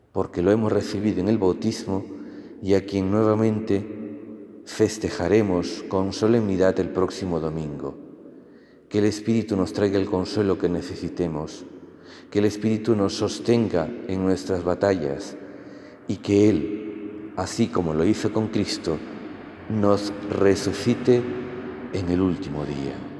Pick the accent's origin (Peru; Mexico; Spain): Peru; moved away; en Perú, de donde vengo